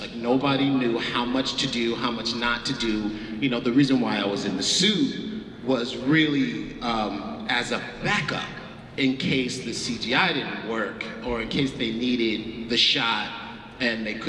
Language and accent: English; New York City, New York, United States; Growing up in the South Bronx